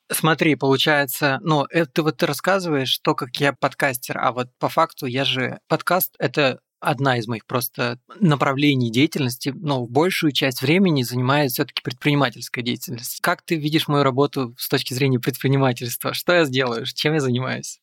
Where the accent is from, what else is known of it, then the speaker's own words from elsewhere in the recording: Moldova; я тоже родом из Молдовы.